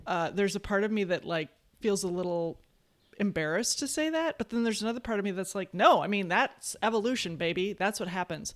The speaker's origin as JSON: {"language": "English", "town": "West Bend", "region": "Wisconsin", "country": "United States", "tie": "born or raised there", "lives_now": "Madison, United States", "said": "I come from, I was born in West Bend, Wisconsin, a small, very conservative town in Wisconsin"}